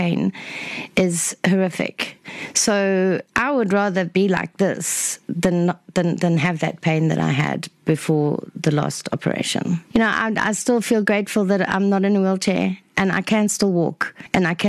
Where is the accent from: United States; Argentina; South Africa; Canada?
South Africa; Newcastle, KwaZulu-Natal; also born or lived in Oswaldtwistle, England / Botswana; Then we moved to South Africa. Eventually, when I was about nine, we settled in Newcastle and with my family